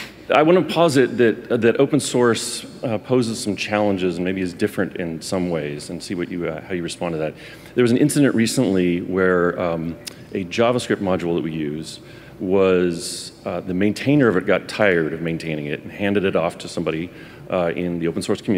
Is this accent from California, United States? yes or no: yes; California, United States; And first of all, Edna, I am from California, but I will try to speak in a way that you can understand.